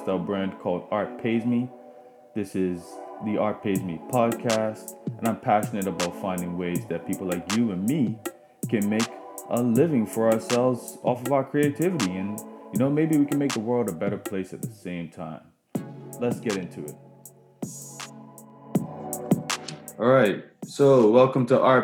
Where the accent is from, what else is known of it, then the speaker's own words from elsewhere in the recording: Bermuda; moved away as an adult; now in Halifax, Canada; I still identify as someone from Bermuda, but I moved here at 19, so I've officially lived in Halifax longer